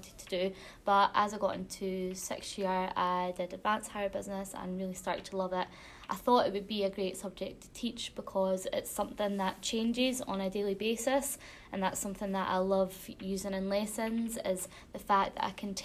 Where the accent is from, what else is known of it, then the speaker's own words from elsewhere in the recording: Alva, Scotland, United Kingdom; I'm from Alva, which is in a small council area called Clackmannanshire, not too far away from here. I went to school in Alva, so I went to Alva Academy